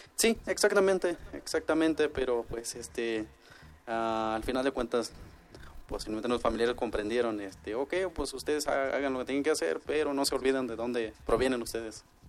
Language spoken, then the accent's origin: Spanish; Wixárika territory, Mexico; pertenecientes a la, comunidad wixárika